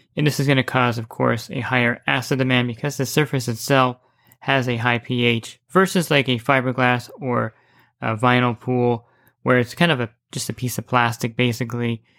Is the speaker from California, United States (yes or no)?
no; New Jersey, United States; moved away; I grew up in New Jersey